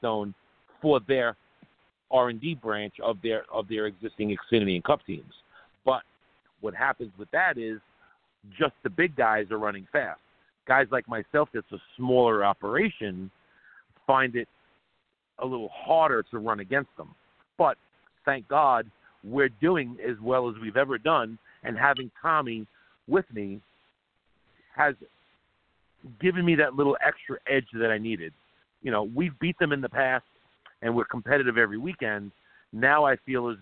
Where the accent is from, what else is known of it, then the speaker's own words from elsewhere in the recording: Long Island, New York, United States; we grew up on Long Island together